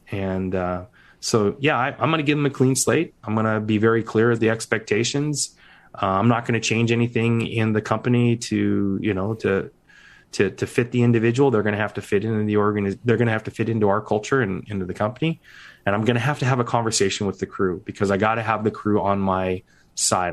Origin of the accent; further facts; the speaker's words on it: Seattle, Washington, United States; When I grew up in Seattle, I was gonna be a Seattle firefighter